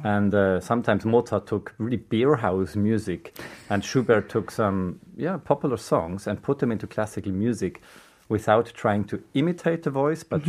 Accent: Switzerland; moved away; also born or lived in Germany / South Korea; I'm a flutist from Switzerland originally. I lived in Germany a very long time, mm-hmm. and I moved to Korea about 12 years ago.

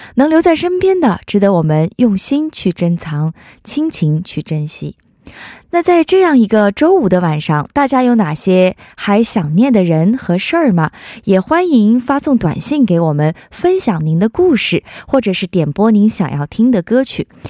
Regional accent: China; 我们作为中国人还是要不能忘本儿嘛

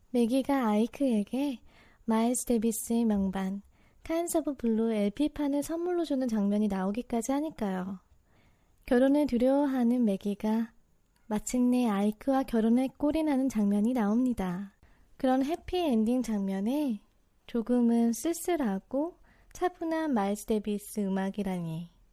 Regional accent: South Korea; moved away as an adult; also born or lived in Boston, United States; now in New York, United States

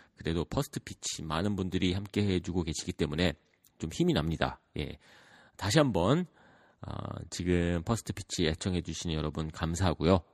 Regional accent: United States; 저 같은 경우에는 미국에서 자랐고

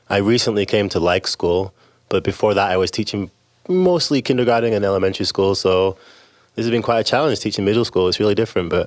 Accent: England, United Kingdom; now in United States; Well, I'm from England, although because I've been here so long, my accent has become somewhat diluted.

